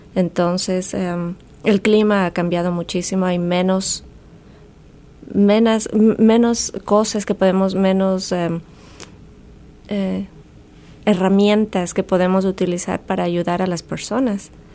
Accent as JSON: {"language": "Spanish", "country": "Ecuador", "moved": "yes"}